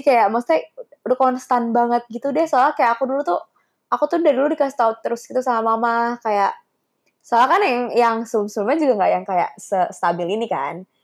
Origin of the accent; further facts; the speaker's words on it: Java, Indonesia; sense aku Jawa